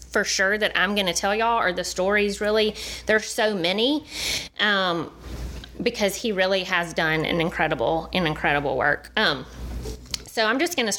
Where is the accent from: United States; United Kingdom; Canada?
United States; Dothan, Alabama; now in Birmingham, United States; I grew up in Dothan.